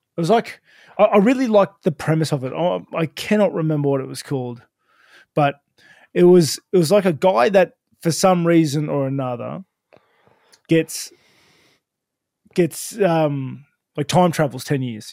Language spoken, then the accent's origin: English; Sutherland Shire, New South Wales, Australia; I grew up in Southern Shire